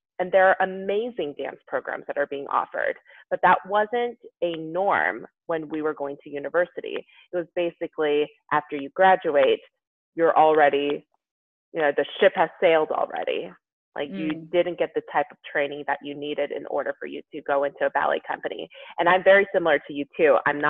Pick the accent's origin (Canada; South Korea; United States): South Korea; that wasn't really part of the conversation when I was growing up in Korea.